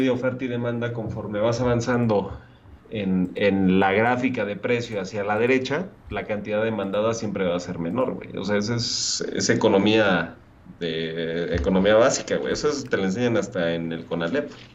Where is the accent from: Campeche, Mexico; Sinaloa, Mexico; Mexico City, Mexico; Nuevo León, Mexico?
Mexico City, Mexico; nosotros que somos de la alcaldía este, Benito Juárez